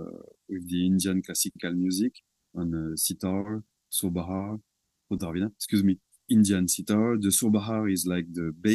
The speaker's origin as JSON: {"language": "English", "region": "south of France", "country": "France", "tie": "born or raised there", "second_language": "English", "said": "It's just a simple music school from my hometown."}